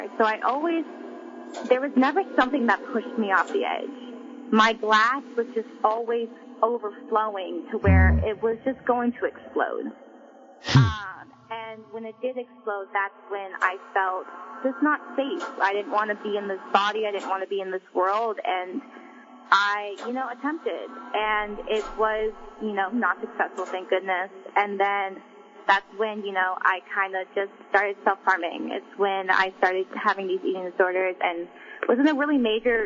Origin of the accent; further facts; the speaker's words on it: Oregon, United States; also born or lived in Da Nang, Vietnam; I was adopted, and I grew up in Oregon, a small, small town in Oregon